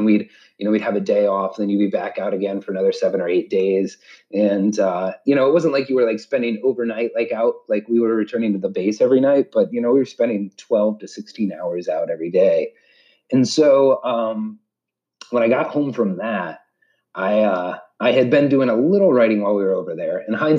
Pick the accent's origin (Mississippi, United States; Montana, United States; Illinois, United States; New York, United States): Montana, United States; born there; also born or lived in Georgia / Vieques, Puerto Rico; yeah, I was born in Montana, right on the Canadian border. And by the time I was 3 or 4, we had moved all across the state. We moved down to Georgia, and then we eventually went to Puerto Rico